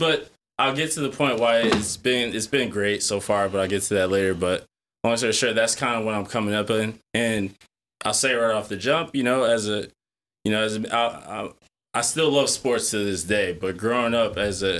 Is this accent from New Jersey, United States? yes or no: yes; Westfield, New Jersey, United States; growing up in Westfield, New Jersey